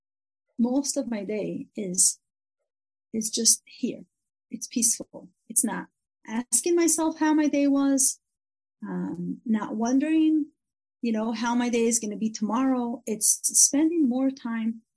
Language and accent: English; Israel; first language English; It's English, but growing up in Israel.